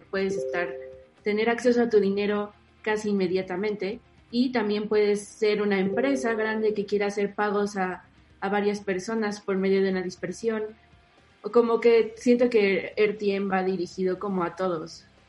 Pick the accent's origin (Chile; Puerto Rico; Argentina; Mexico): Mexico; yo como usuaria mexicana